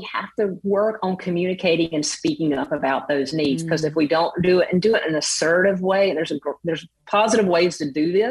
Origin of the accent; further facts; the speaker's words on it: the South, United States; coming from the South.